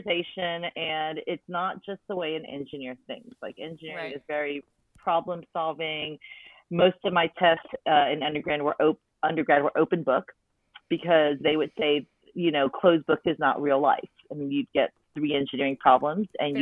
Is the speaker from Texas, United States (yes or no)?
yes; Wichita Falls, Texas, United States; I grew up in Wichita Falls, Texas, very small town.